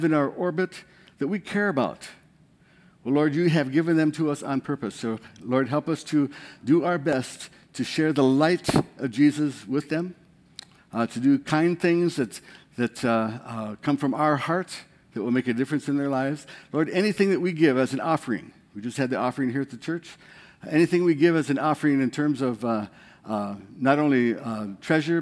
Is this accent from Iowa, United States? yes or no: yes; Bode, Iowa, United States; I'm from Bode, Iowa.